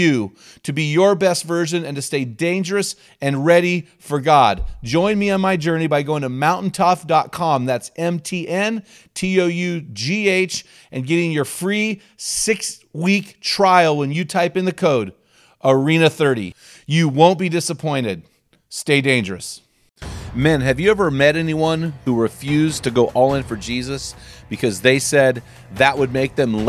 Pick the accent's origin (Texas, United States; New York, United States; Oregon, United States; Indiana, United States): Oregon, United States; McMinnville; my hometown, McMinnville, Oregon